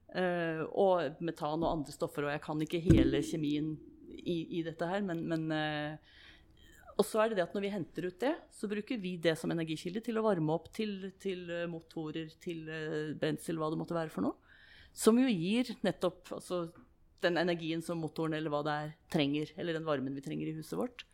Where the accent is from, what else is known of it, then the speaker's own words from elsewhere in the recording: Moss, Østfold, Norway; also born or lived in Germany; now in Stavanger, Norway; jeg vokste opp på Jeløy, eller Jeløy som jeg egentlig burde si, det, så, i, i, Moss